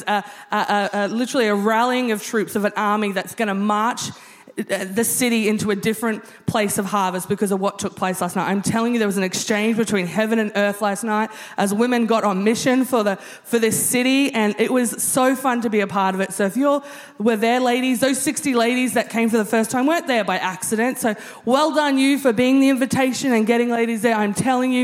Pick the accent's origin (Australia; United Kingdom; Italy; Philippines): Australia; being Australian